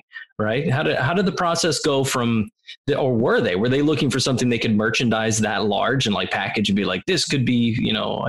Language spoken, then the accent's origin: English; Missouri, United States; moved away; I'm from the middle of nowhere, Missouri, so I absolutely understand that. Okay. I was hillbilly that moved to the city.